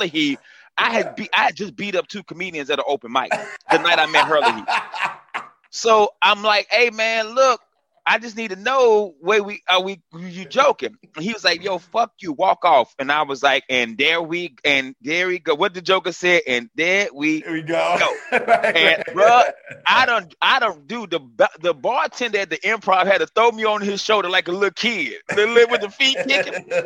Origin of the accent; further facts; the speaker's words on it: Greensboro, North Carolina, United States; I'm from Greensboro, Southside Greensboro. I'm number 8 of 11 kids. I grew up in Hampton Home, Southside.